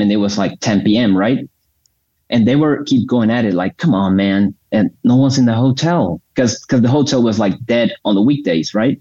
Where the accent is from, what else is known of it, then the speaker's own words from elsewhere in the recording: Bucaramanga, Santander, Colombia; I'm in Bucaramanga, Colombia.